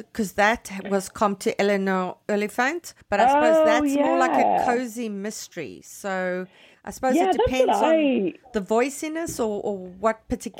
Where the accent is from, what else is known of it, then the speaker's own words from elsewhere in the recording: Canada; as a Canadian